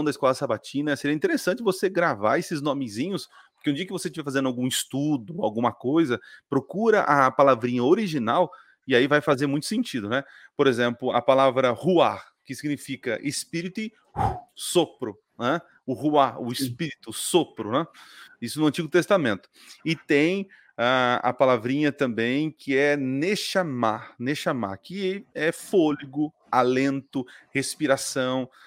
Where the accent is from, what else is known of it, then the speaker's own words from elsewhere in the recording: São Paulo, Brazil; born there; Ah, tá. É, no interior onde eu nasci é gelinho.